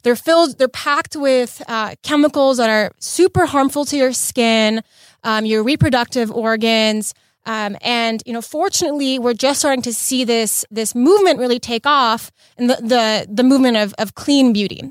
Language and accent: English; Los Angeles, California, United States; also born or lived in Bay Area; I was born and raised in L A, um, born and raised in the West Side